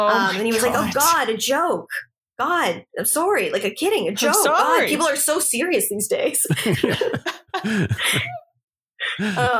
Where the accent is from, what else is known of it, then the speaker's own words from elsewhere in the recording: Toronto, Ontario, Canada; I grew up in Toronto